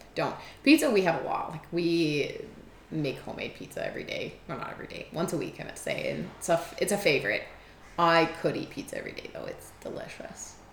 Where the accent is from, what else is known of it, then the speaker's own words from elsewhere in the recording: Germany; now in Edmonton, Canada; I was born in Germany.